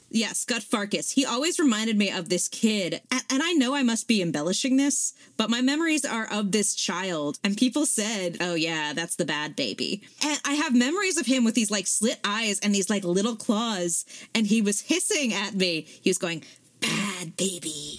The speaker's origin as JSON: {"language": "English", "region": "Southern California", "country": "United States", "tie": "born or raised there", "said": "I grew up in Southern California."}